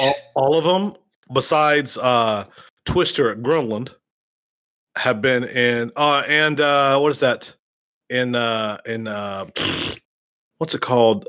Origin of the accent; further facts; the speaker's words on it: Youngstown, Ohio, United States; my hometown in Youngstown